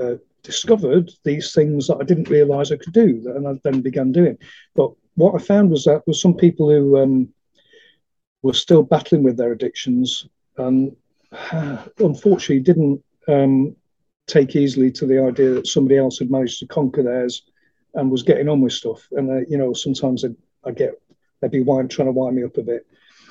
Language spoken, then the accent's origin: English; Manchester, North West England, United Kingdom; because I'm a Mancunian originally, I was telling you earlier, I'm a Manc